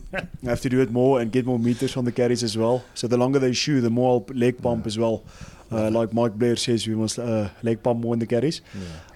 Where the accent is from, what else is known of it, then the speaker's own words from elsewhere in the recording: South Africa; now in Scotland, United Kingdom; being South African born